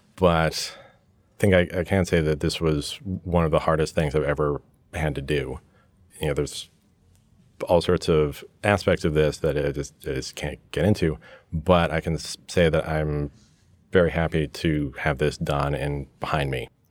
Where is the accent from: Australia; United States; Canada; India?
United States; New York; also born or lived in England; growing up in New York with an American father and a British mother and spending lots of time back in England. I grew up in this hybrid environment.